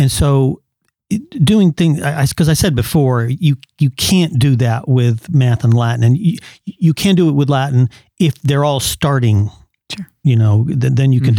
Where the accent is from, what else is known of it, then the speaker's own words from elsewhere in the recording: California, United States; I went to Christian schools in growing up in California